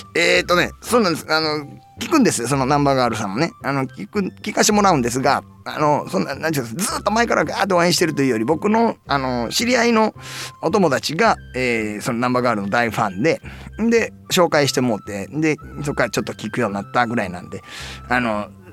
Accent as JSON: {"language": "Japanese", "region": "Nara", "country": "Japan", "tie": "born or raised there", "said": "あのうちの地元奈良県なんですけど"}